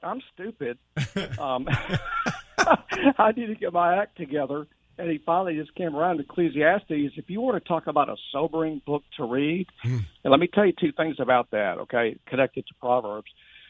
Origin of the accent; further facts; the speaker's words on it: Leakesville, Mississippi, United States; I've always been brought up in church in Leakesville, Mississippi. That's my hometown between Hattiesburg and Mobile, Alabama. In fact, my parents raised us up there. When I was 9 years old, I became a believer and a follower of Jesus